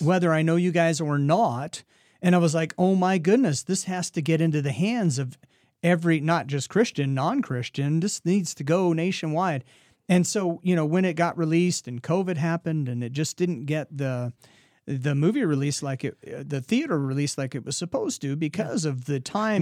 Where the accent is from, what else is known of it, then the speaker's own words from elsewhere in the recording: Oregon, United States; now in Iowa, United States; I grew up in Oregon, uh, mountain lakes in the summertime